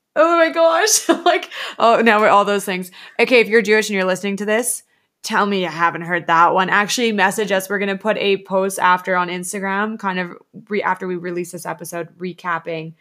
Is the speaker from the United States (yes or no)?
no; Alberta, Canada; we're Canadian Alberta girls